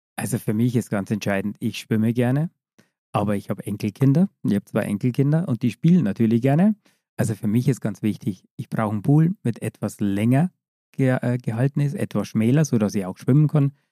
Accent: Bavaria, Germany; ich komme aus Bayern, wie man gehört hat.

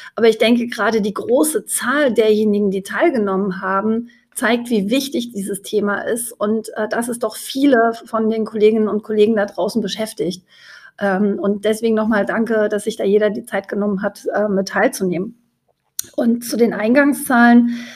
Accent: Leipzig, Saxony, Germany; als Leipzigerin

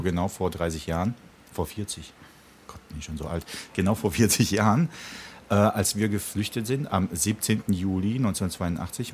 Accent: the West, West Germany, Germany; also born or lived in Prague, Czech Republic; Da waren ja viele Türken oder da, wo ich aufgewachsen bin, eher so Aramäer.

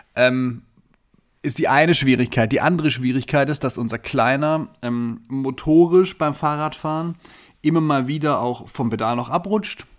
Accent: Southern Germany, Germany; moved away; ich komme ja ursprünglich ähm, aus dem Süden von Deutschland

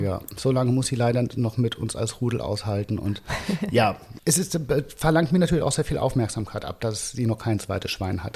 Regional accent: Frankfurt, Hesse, Germany; moved away as an adult; now in Lisbon, Portugal; Frankfurt ist halt doch meine Heimatstadt.

